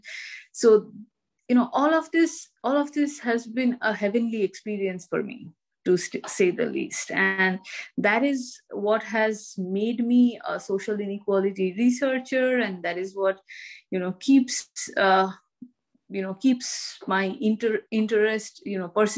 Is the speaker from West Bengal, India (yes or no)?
yes; Kolkata, West Bengal, India; moved away as an adult; also born or lived in Delhi, India; now in United States; I grew up in India and I studied, I grew up in Kolkata and I studied in Presidency College, Kolkata